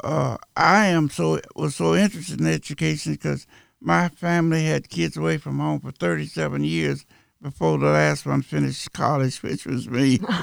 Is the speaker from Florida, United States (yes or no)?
yes; Winter Haven, Florida, United States; I was raised right here in Winter Haven, the southwest section called Pewsville